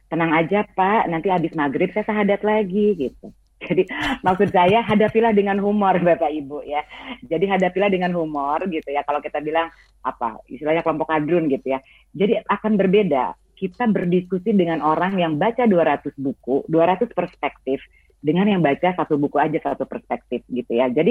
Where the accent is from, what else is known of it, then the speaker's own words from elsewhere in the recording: West Java, Indonesia; karena ini menunjukkan identitas saya sebagai uh, perempuan Sunda. Saya beragama Islam, tapi saya bukan orang Arab, gitu ya.